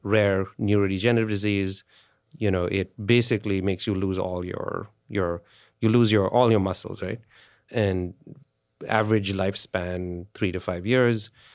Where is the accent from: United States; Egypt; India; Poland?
India; moved away; India, I grew up in India.